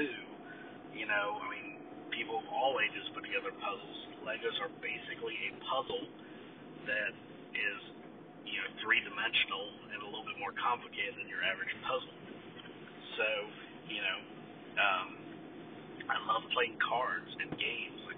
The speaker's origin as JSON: {"language": "English", "country": "United States", "said": "I'm an American"}